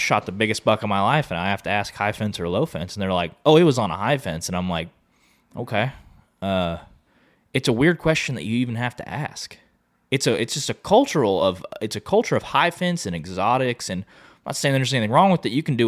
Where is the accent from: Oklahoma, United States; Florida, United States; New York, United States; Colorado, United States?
Oklahoma, United States; now in Texas, United States; I grew up in Oklahoma